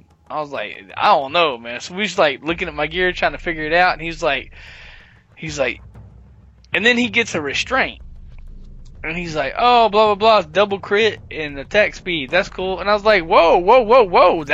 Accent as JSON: {"language": "English", "region": "the South", "country": "United States", "said": "I'm from the South"}